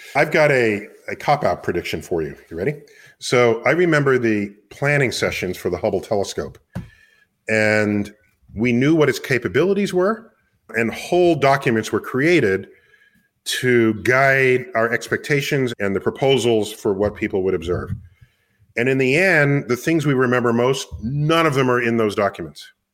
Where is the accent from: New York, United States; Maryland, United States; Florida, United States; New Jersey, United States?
New York, United States; New York City; I was born and raised in New York City